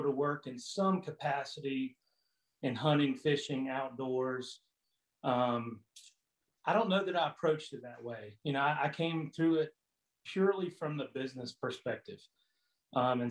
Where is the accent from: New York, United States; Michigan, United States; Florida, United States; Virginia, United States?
Florida, United States; moved away as an adult; I'm originally from Florida. I lived in Florida all my life for 40 plus years